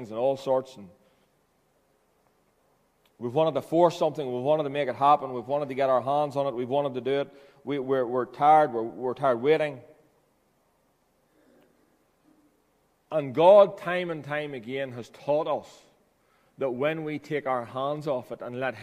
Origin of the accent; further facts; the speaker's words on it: Ballyroney, Northern Ireland, United Kingdom; I came home from Ballyroney BB enrollment. I was 7 years of age.